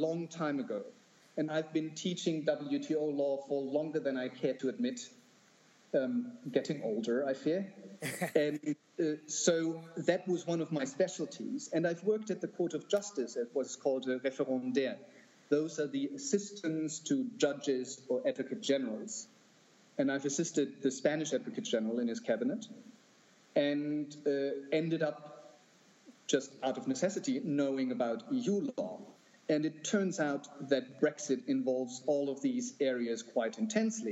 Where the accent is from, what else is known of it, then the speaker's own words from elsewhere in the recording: Germany; moved away; in my home country, in Germany